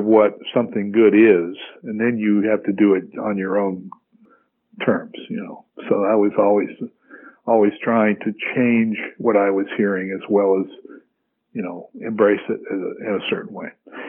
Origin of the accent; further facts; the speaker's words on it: the South, United States; I grew up in the South, so the South is a sports-oriented, you know, life.